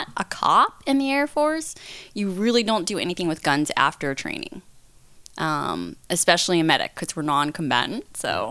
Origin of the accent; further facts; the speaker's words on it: New Jersey, United States; I am originally from New Jersey